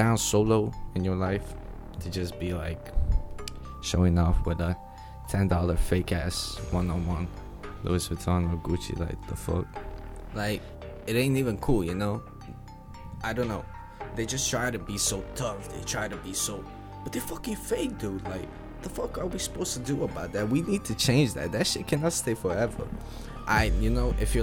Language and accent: English; Netherlands; English is a second language; I'm from Netherlands